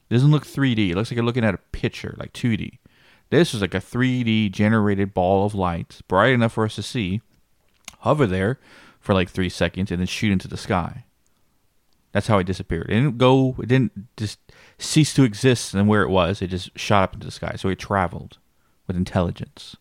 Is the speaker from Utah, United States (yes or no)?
no; Blanco, Texas, United States; this is my hometown, Blanco, the same town that the ranch is